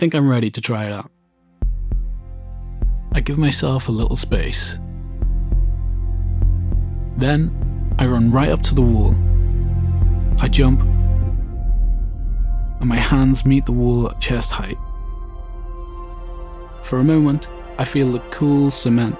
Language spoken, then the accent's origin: English; Milford Haven, Wales, United Kingdom; We're in a public park in my hometown of Milford Haven, Pembrokeshire, Wales